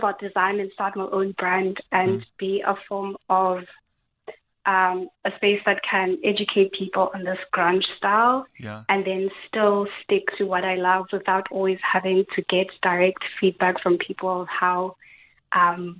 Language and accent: English; Cape Town, Western Cape, South Africa; I'm 26 years old. I'm from Cape Town.